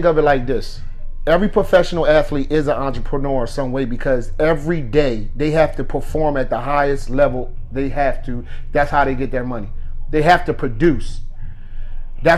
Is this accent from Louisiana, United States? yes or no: no; Camden, New Jersey, United States; I'm from Camden, New Jersey